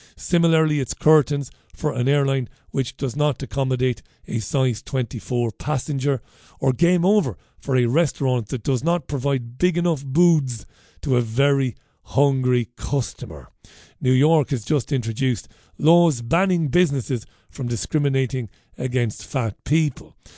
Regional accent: Waterford, Munster, Ireland; I grew up in Ballybeg in Waterford

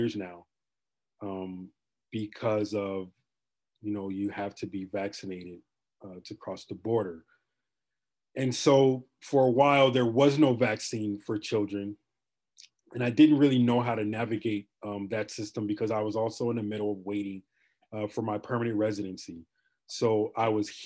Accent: Chicago, Illinois, United States; moved away as an adult; also born or lived in Texas; now in Ontario, Canada; I am from Chicago originally

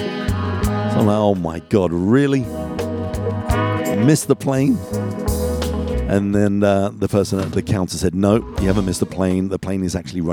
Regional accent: London, United Kingdom; moved away; I'm from London originally.

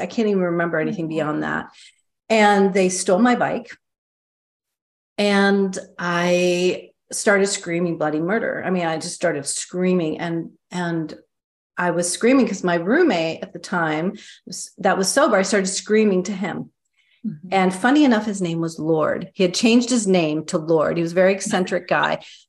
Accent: Midwest, United States; also born or lived in East Coast; now in San Francisco, United States; I grew up in Midwest, East Coast, and I moved to San Francisco, where I'm currently living.

